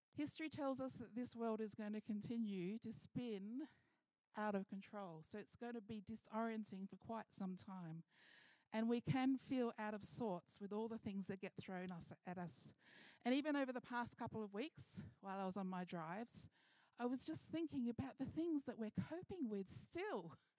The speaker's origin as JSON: {"language": "English", "town": "Mildura", "region": "Victoria", "country": "Australia", "tie": "born or raised there", "moved": "yes", "said": "I've been traveling to my hometown"}